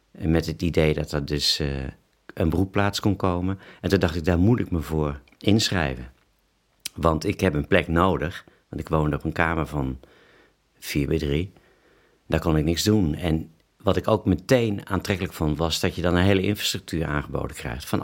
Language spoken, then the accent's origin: Dutch; London, United Kingdom; Eh, ja, want ik kwam uit Londen, ehm, woonde in Geuzenveld.